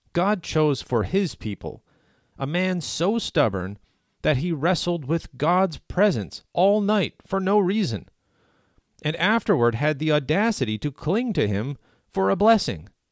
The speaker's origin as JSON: {"language": "English", "country": "Canada", "said": "as a Canadian who is protected by the Canadian Charter of Rights and Freedoms"}